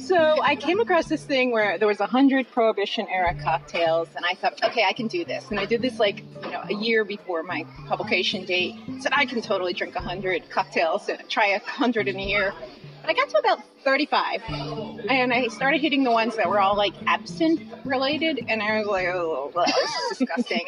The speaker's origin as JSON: {"language": "English", "town": "Philadelphia", "region": "Pennsylvania", "country": "United States", "tie": "born or raised there", "said": "I grew up in Philadelphia"}